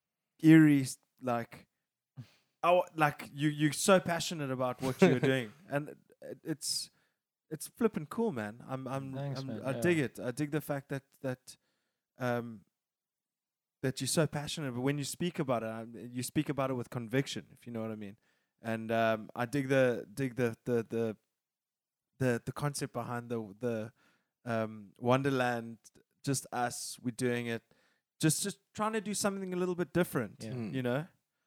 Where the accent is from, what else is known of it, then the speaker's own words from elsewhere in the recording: South Africa; I mean, we're South African, definitely.